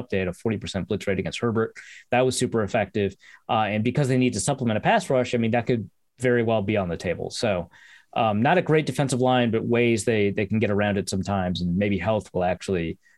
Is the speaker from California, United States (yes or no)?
no; Minnesota, United States; as a Minnesotan